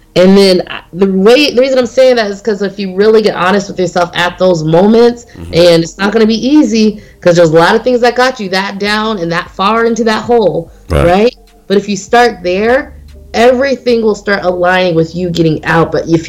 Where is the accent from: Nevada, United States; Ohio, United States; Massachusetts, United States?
Nevada, United States; Las Vegas; I didn't know these houses existed in this price range because I came from Las Vegas, the West Coast.